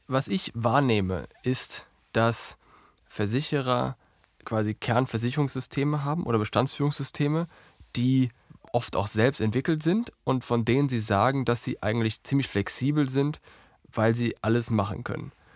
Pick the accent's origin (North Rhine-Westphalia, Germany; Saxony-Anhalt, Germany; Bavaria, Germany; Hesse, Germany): North Rhine-Westphalia, Germany; Herdecke; die äh, Gegend von Dortmund ist meine Heimat. Ich bin in Herdecke groß geworden.